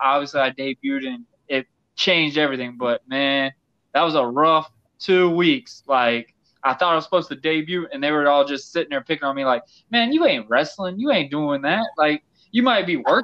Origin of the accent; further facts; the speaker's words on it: Yulee, Florida, United States; also born or lived in Fernandina Beach, Florida; my hometown area in Fernandina, where I lived in Yulee